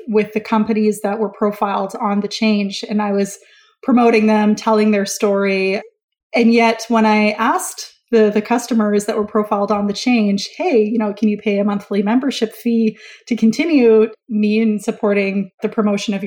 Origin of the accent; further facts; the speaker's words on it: Vancouver, British Columbia, Canada; my hometown of Vancouver, BC, Canada